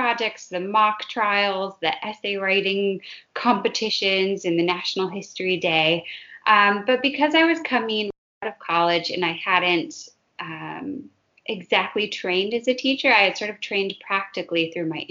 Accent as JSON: {"language": "English", "region": "Minnesota", "country": "United States", "tie": "born or raised there", "said": "I grew up in Minnesota"}